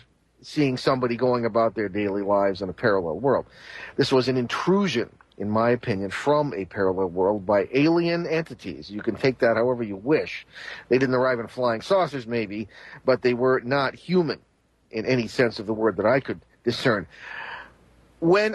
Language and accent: English; Connecticut, United States; I was from Connecticut and was based there as a seminary student